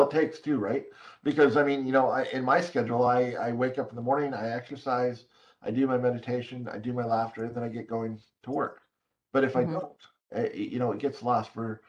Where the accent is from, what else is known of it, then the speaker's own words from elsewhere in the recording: Hong Kong; Well, I'm born and raised in Hong Kong, although I'm a white Caucasian male.